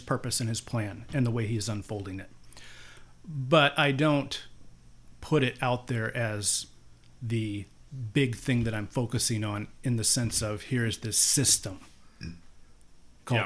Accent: Cedar Rapids, Iowa, United States; I grew up here in Cedar Rapids, Iowa

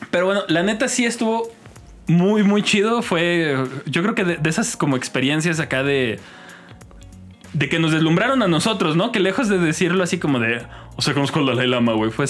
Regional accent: Mexico; como buenos mexicanos no, nos poníamos de acuerdo sobre qué era salir.

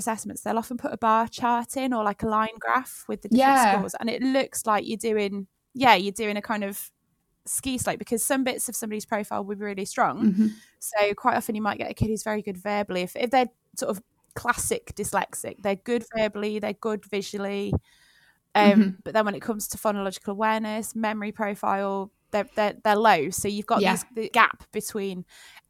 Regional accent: Leamington Spa, West Midlands, United Kingdom; I grew up in Leamington Spa

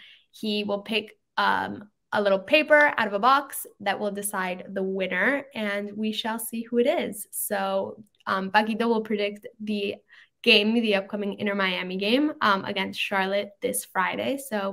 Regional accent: Mexico; I'm from Mexico

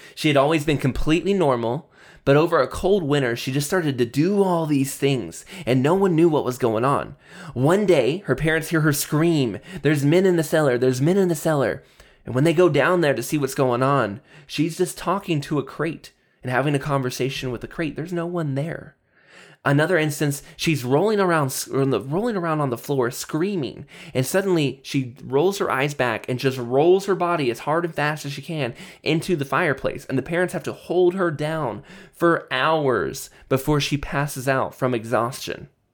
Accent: United States; I'm from America. If you're an American like me

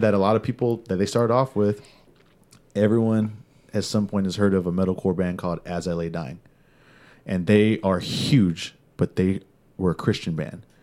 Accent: California, United States; I'm from California. So, you're in California, growing up

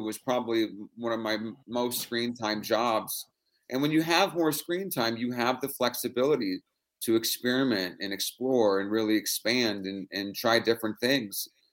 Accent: San Francisco, California, United States; born or raised there

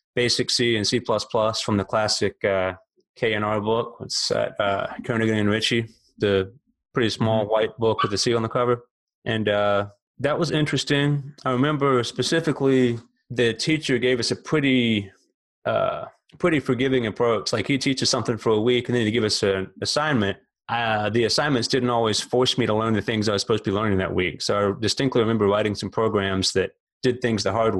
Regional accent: Alabama, United States; moved away as an adult; also born or lived in Memphis, Tennessee; now in Florida, United States; I grew up in the South, born in Alabama, lived there about 25 years, another 15 in Memphis, Tennessee, and now here in Florida

